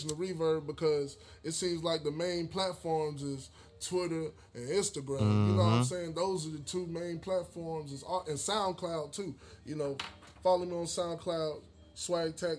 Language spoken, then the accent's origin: English; Charlotte, North Carolina, United States; I'm from Charlotte, North Carolina, East Side to be exact. That's home